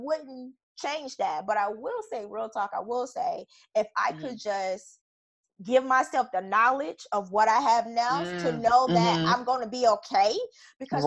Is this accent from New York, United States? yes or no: no; Chicago, Illinois, United States; moved away; growing up in Chicago